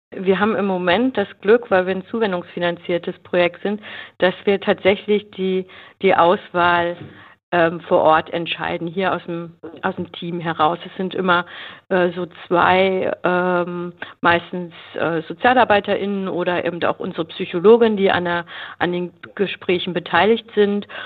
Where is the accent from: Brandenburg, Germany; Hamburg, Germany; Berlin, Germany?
Berlin, Germany; Ich komme aus Berlin